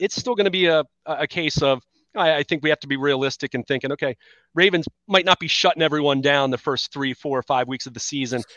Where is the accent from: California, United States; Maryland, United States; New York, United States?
Maryland, United States; Baltimore; also born or lived in Southern York County, Pennsylvania; now in York County, United States; I'm from Baltimore originally